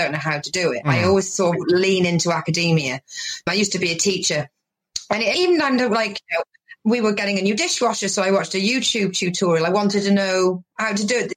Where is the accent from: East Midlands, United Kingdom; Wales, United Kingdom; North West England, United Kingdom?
Wales, United Kingdom; now in Devon, United Kingdom; Originally, I'm from Wales, but I live in Devon in England.